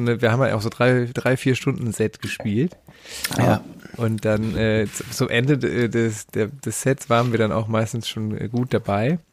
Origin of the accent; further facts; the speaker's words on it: Düren, North Rhine-Westphalia, Germany; Das war quasi der Plattenladen in meiner Heimatstadt. Ich komme aus Düren.